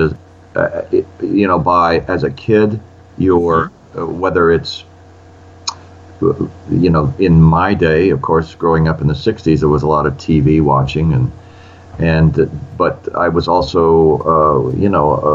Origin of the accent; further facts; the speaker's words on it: Olympia, Washington, United States; I grew up in Olympia, Washington